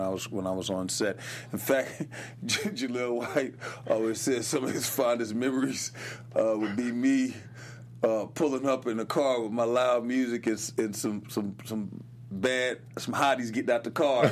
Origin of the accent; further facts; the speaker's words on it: Los Angeles, California, United States; I was born here in Los Angeles